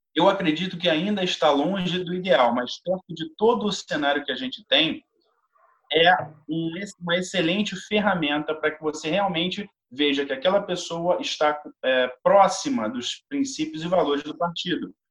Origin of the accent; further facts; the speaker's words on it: Rio de Janeiro, Brazil; eu sou aqui do Rio de Janeiro, moro no Rio de Janeiro